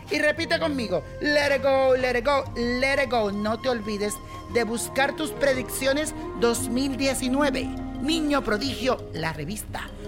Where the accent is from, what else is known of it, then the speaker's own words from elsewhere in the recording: Venezuela; yo nací el 30 de septiembre del 1973 y soy venezolana